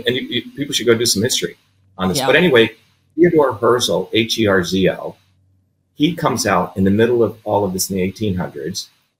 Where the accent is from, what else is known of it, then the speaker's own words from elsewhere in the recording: Paterson, New Jersey, United States; when I came to the United States, you know, I grew up in Patterson, which is a very poor African-American public school system, then Clifton.